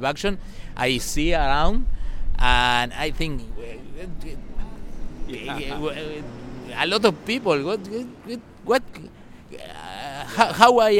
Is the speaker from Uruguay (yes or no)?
yes; Montevideo, Uruguay; English is a second language; I'm from Montevideo